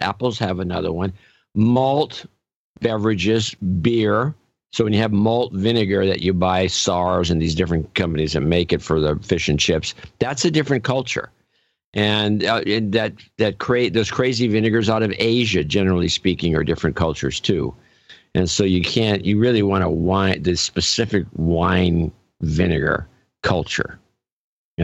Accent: California, United States; I'm a Californian and we drive a lot

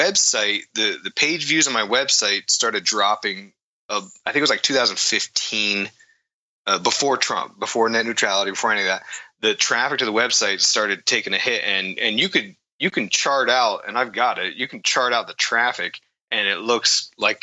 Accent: East Coast, United States; moved away; I grew up on the East Coast there

